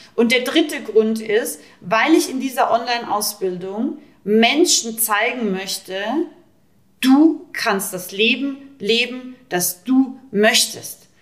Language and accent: German; Rauris, Salzburg, Austria; Ich komme aus Österreich, ich bin aus dem Pinzgau. ich komme aus dem wildesten Alpendorf ungefähr, Rauris